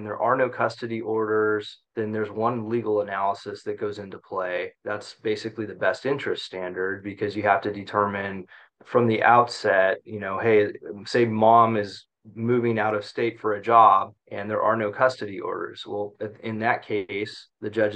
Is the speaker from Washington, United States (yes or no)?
no; Central Valley, California, United States; I grew up in the Central Valley, made it out of there over to the ocean and haven't left since